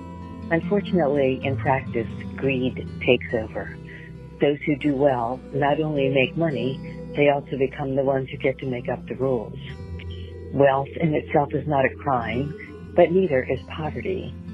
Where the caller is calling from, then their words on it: Glenmoore, Pennsylvania, United States; I am calling from Glenmore, Pennsylvania.